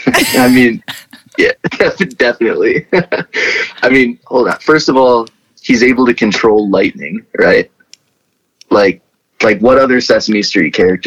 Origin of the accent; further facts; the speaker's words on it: Midwest, United States; I'm from the Midwest, and it is totally the Midwest.